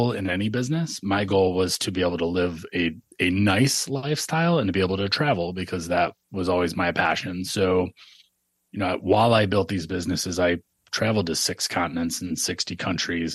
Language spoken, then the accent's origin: English; Michigan, United States; I grew up in Michigan with no money